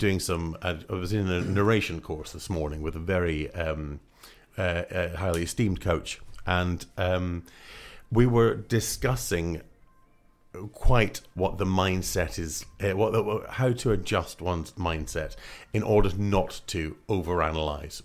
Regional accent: Scotland, United Kingdom; moved away; originally I'm from Scotland

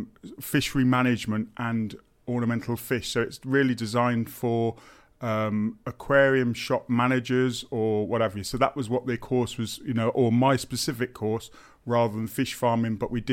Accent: Daventry, East Midlands, United Kingdom; also born or lived in Northampton; So I was born and bred in Northamptonshire, born in Northampton General, lived in Daventry until I was 16, and then I moved to Moulton College in Northamptonshire again and studied horticulture.

